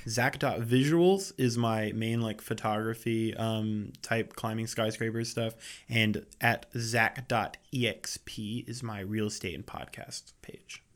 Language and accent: English; around Charlotte, North Carolina, United States; growing up around Charlotte, I never really came into the city